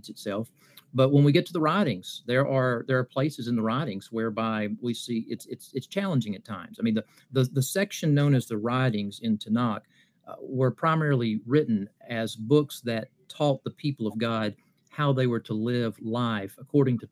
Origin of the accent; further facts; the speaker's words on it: Appalachia, southeastern Kentucky, United States; moved away; also born or lived in Birmingham, Alabama; growing up in Appalachia in southeastern Kentucky, I have an accent